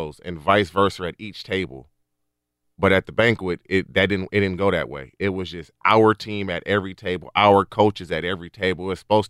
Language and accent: English; Barstow, California, United States; also born or lived in Texas / Oklahoma; I went to Barstow High School. I got there midway through my freshman. I grew up in Barstow, number one, but I moved back and forth with my mother. My grandmother lived in Barstow.